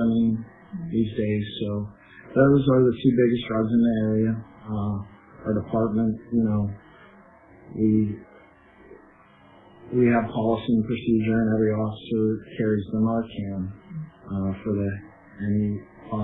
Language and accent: English; Reynoldsville, Pennsylvania, United States; I grew up in Reynoldsville